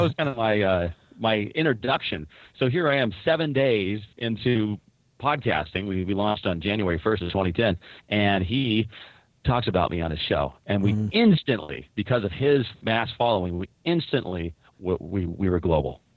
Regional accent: Newport Beach, California, United States; now in Washington, United States; I grew up in Newport Beach, California

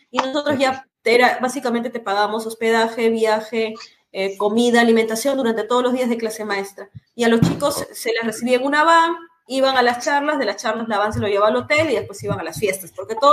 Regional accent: Trujillo, La Libertad, Peru; moved away as an adult; now in Lima, Peru; yo no soy de Lima, yo soy de Trujillo, que queda como a ocho horas de acá, es una provincia

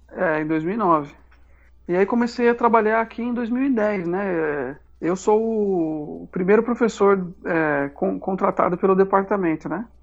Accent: São Paulo, Brazil; moved away as an adult; now in João Pessoa, Brazil; sou paulista, paulistano em processo de aparaibanamento

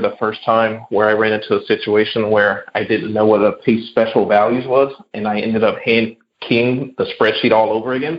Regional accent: Chicago, Illinois, United States; moved away as an adult; also born or lived in California; So my hometown is Chicago, so I went from Chicago to California. Back to Illinois

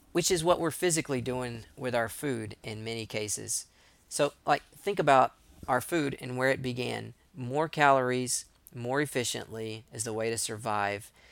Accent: East Texas, United States; I'm from East Texas

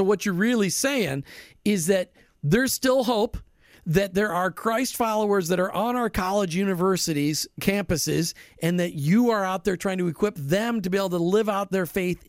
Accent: Minnesota, United States; I grew up in Minnesota

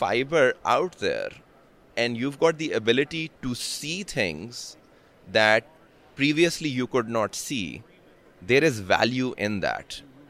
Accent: Pakistan; I'm from Pakistan, and Pakistan's a very key market for me where I'm currently focusing.

